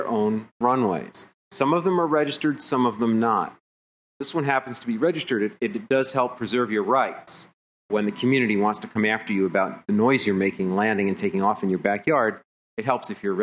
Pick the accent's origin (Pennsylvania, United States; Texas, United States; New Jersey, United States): Pennsylvania, United States; Philadelphia; I'm from Philadelphia